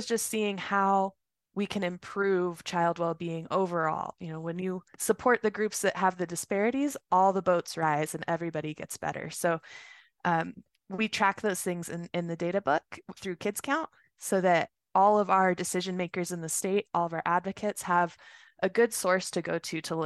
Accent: Roswell, New Mexico, United States; also born or lived in Las Cruces, New Mexico; now in Albuquerque, United States; I was born and raised in Roswell.

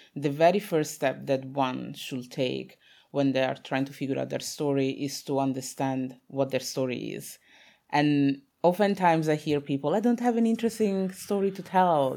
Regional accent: Italy; I was born in Italy, my parents are from Congo

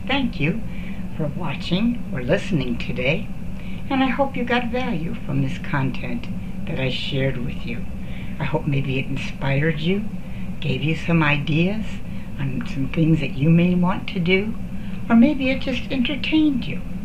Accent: Redford Township, Michigan, United States; also born or lived in Ann Arbor, Michigan; I grew up in Redford Township, which is just outside of Detroit

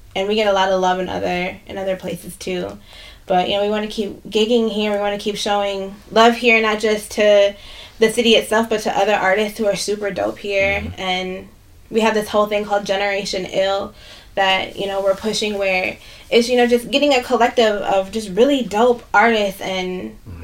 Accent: Minneapolis, Minnesota, United States; I grew up in South Minneapolis. I grew up right down the street from here

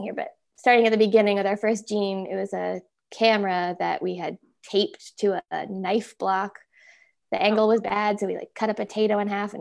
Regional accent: Alliston, Ontario, Canada; I'm from Alliston, Ontario, which has an annual potato festival

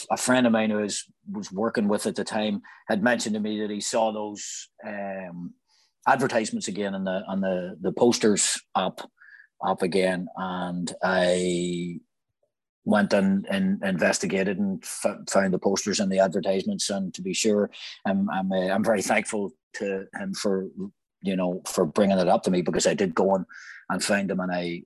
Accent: Northern Ireland, United Kingdom; moved away as an adult; also born or lived in Nantucket, United States; when I was growing up in Ireland

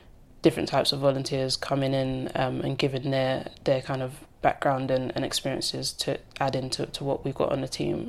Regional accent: London, United Kingdom; I grew up in Walthamstow.

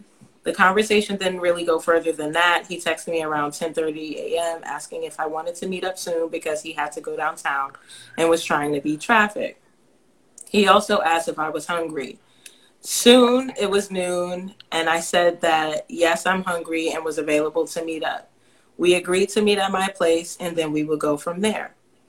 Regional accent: New York, United States; We had a few things in common, like we are both from New York and we went to Cuse, but he went to the law school and I was there for undergrad

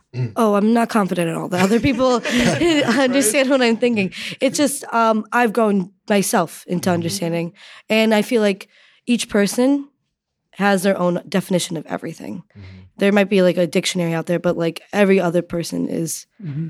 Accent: Connecticut, United States; I'm from Connecticut

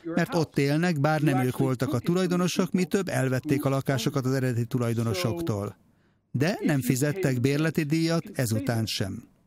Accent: Israel

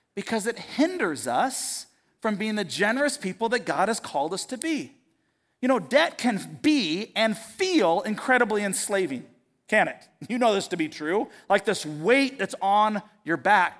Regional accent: United States; as an American, as an American Christian

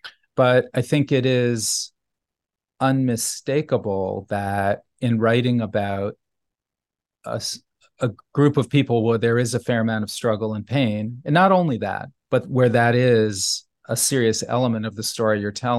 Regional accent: New Haven, Connecticut, United States; when I was a child growing up in New Haven, you know, some of the things that I was seeing and I didn't understand as a child, but just sensed, had a feeling for, were upsetting.

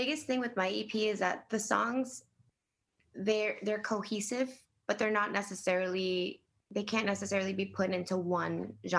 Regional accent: Miami, Florida, United States; I grew up in Miami with my parents.

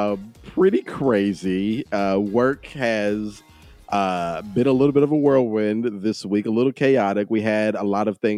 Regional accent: Texas, United States; I'm from Texas.

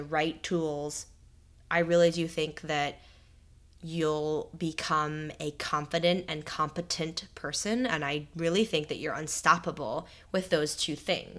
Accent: New Jersey, United States; Another New Jerseyan. Yeah. I'm originally from New Jersey as well.

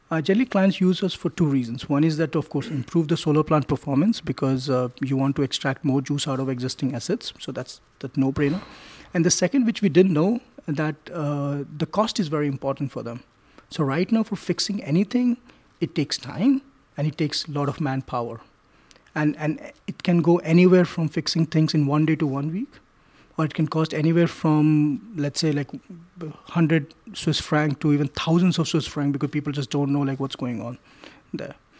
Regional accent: New Delhi, Delhi, India; I grew up in India, in New Delhi

